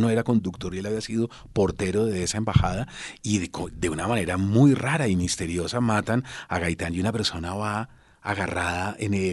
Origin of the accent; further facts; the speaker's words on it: Bogotá, Colombia; moved away as an adult; yo salí de Bogotá con una beca para la Fundación Ortega y Gasset en Toledo